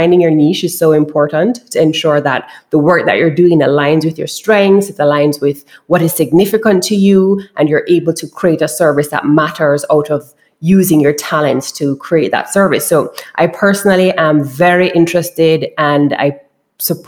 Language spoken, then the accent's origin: English; Kingston, Jamaica; I am from Kingston, Jamaica. So that's a part of the island that I'm from and I grew up in.